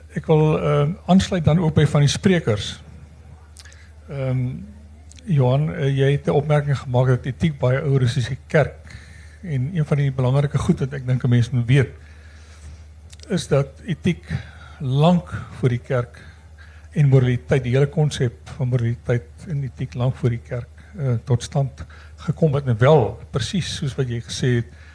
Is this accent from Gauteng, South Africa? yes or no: no; Stellenbosch, Western Cape, South Africa; now in Windhoek, Namibia; ek beskou myself as 'n Stellenbosser, maar ek bly al 30 jaar